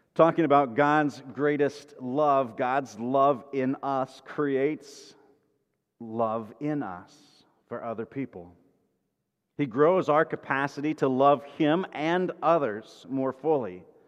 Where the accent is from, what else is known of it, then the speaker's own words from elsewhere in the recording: Kansas, United States; I grew up in Kansas, west of the Mississippi River, which was Midwest